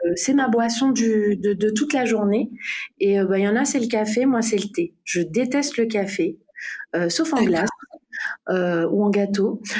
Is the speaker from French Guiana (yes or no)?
yes; French Guiana; moved away as an adult; also born or lived in Martinique; je suis guyanaise, j'ai toujours vécu en Guyane